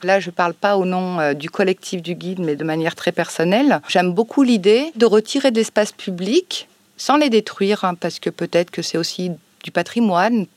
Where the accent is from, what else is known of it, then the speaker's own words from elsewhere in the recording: Chambéry, Auvergne-Rhône-Alpes, France; now in Marseille, France; je suis née euh, à Chambéry, en Savoie, donc je me dis souvent pour rigoler que je suis une Savoie arabe, donc une arabe de Savoie. Et j'ai grandi voilà en France